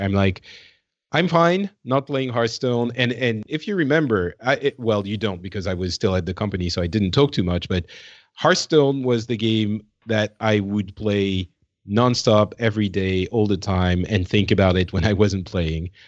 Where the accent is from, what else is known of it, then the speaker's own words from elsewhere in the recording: France; now in Paris, France; I'm from France